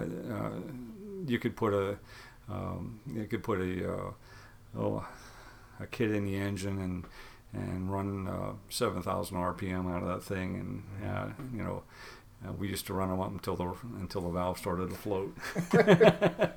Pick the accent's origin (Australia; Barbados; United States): United States; Indiana; I grew up out in Indiana